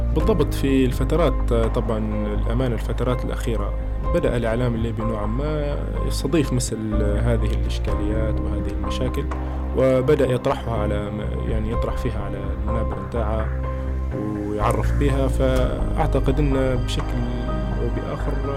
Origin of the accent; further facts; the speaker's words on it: Libya; أنا كليبي، انولدت في ليبيا وعشت في ليبيا